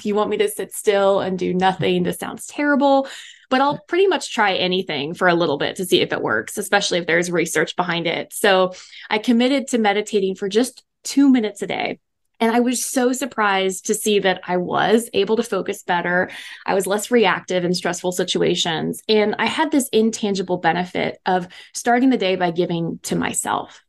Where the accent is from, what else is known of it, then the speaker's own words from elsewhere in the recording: East Coast, United States; moved away as an adult; also born or lived in Dallas, Texas; I was from the East Coast